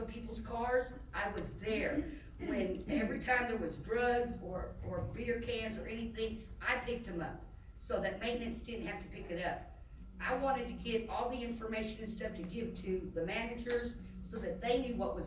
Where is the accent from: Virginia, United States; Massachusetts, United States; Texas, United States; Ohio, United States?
Texas, United States; Dallas; moved away; I'm from Dallas